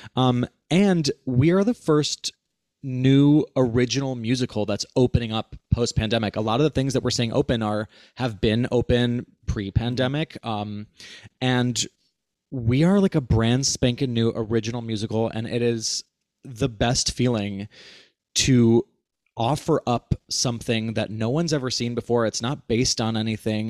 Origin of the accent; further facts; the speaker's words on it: Cleveland, Ohio, United States; Alex and I grew up together in Cleveland, Ohio